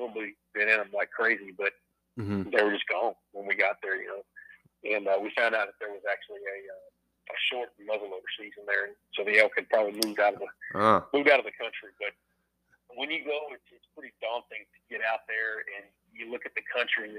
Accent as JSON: {"language": "English", "region": "South Louisiana", "country": "United States", "moved": "yes", "lives_now": "Tennessee, United States", "said": "I'm from South Louisiana, but I've been in Tennessee longer. This is home"}